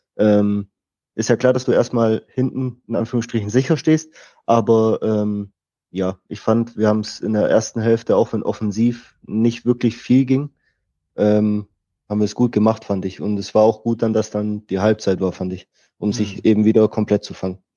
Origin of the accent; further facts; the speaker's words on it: Stuttgart, Baden-Württemberg, Germany; also born or lived in Austria; bin in Stuttgart aufgewachsen, in der Nähe von Stuttgart